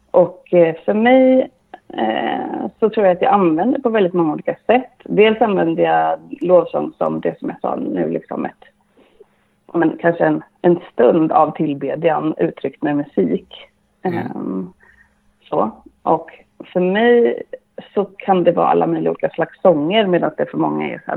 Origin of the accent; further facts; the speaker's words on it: Sweden; also born or lived in Bolivia; så är jag uppvuxen inom pingströrelsen. Eh, dels i Sverige men också i Sydamerika, mm.